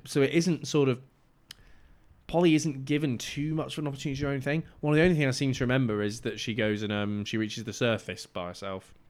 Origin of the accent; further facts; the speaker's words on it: Cyprus; moved away; where I grew up in Cyprus